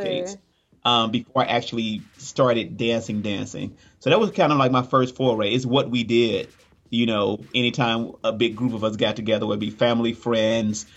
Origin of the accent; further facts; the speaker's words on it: Gary, Indiana, United States; growing up in the Midwest, Gary, Indiana, which is close to Chicago